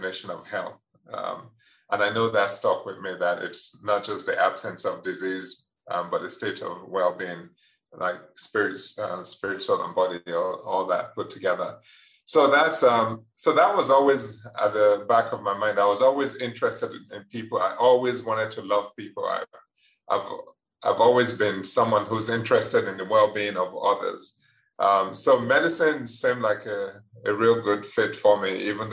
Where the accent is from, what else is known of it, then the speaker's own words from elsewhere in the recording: Nigeria; moved away as an adult; also born or lived in England; now in United States; I was born in England to Nigerian parents, did most of my education in Nigeria, and then would be back and forth between there and England